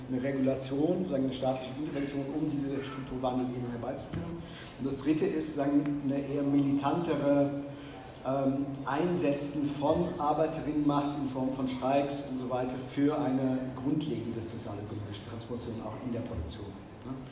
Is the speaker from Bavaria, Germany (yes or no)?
no; North Rhine-Westphalia, Germany; in Nordrhein-Westfalen, wo ich herkomme